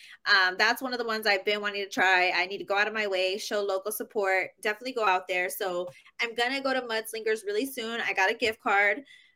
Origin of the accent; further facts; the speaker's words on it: Kirby, Texas, United States; I'm from Kirby.